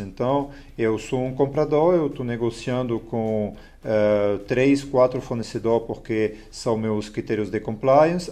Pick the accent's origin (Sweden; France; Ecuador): France; Portuguese is a second language; moved away as an adult; also born or lived in Lyon, France / São Paulo, Brazil; now in Brazil; não sou nativo do, do Brasil, né? sou, sou francês